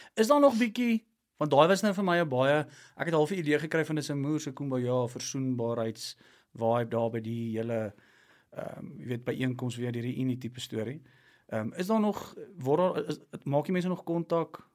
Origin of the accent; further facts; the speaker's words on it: Klerksdorp, North West, South Africa; Ek kom van Klersop af